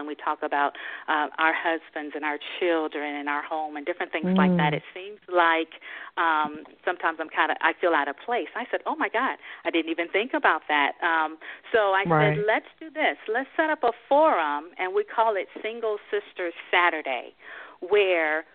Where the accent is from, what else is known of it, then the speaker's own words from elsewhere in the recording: Springfield, Tennessee, United States; I was born and raised in a little town called Springfield, Tennessee